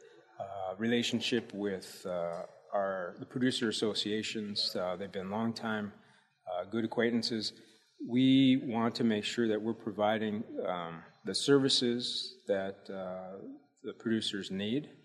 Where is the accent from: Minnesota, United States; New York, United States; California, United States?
Minnesota, United States; Chaska; I grew up in Minneapolis, Minnesota